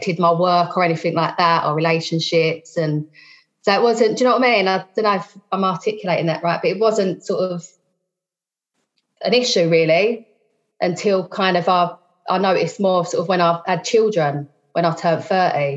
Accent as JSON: {"language": "English", "region": "London", "country": "United Kingdom", "said": "I'm from South East London."}